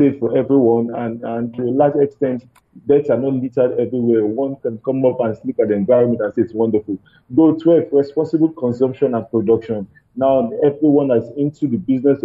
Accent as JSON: {"language": "English", "region": "Lagos", "country": "Nigeria", "said": "where we are from Nigeria, especially in Lagos"}